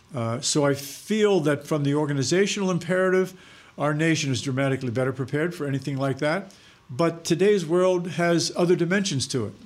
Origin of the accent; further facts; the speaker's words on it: Pennsylvania, United States; I'm also from Pennsylvania